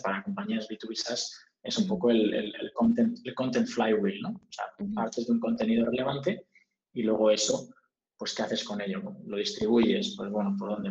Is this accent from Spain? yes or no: yes; Spain; moved away as an adult; also born or lived in United States / United Kingdom; nosotros somos españoles